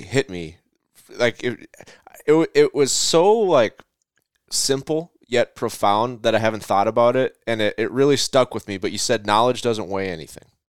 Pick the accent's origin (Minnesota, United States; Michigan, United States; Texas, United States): Minnesota, United States; my hometown of or home state of Minnesota